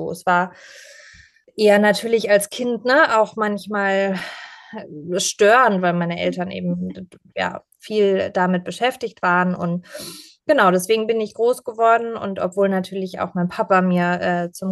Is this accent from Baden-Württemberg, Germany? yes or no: yes; Pforzheim, Baden-Württemberg, Germany; meine Familie ähm, hat in Pforzheim, also der Goldstadt Deutschlands